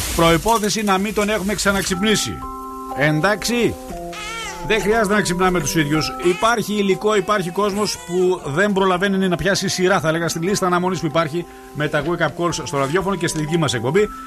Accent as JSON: {"language": "Greek", "town": "Vrasna", "region": "Central Macedonia", "country": "Greece", "said": "Στα βρασνά. Α, στην πατρίδα μου εκεί πα. Στο εξωγικό μου."}